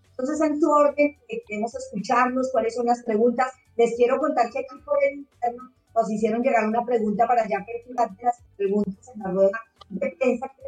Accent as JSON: {"language": "Spanish", "country": "Chile", "said": "Yo quisiera ser parte, pero soy chileno."}